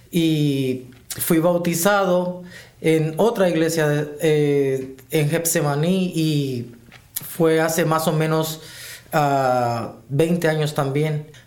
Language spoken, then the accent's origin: Spanish; Honduras; soy hondureño